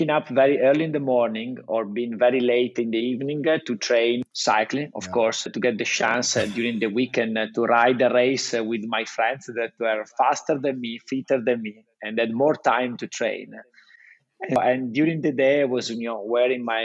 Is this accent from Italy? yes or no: yes; Italy; accent: Italian; English is a second language; I just keep my Italian accent.